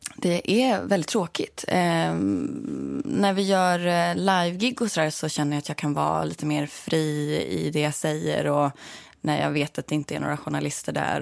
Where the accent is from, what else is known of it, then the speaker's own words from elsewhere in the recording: Sörmland, Södermanland, Sweden; also born or lived in Stockholm / Katrineholm / Nyköping; Jag är född här, men jag är uppvuxen i Sörmland.